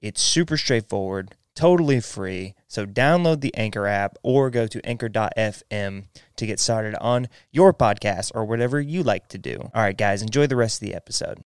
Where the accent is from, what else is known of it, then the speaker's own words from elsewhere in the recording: Texas, United States; growing up in Texas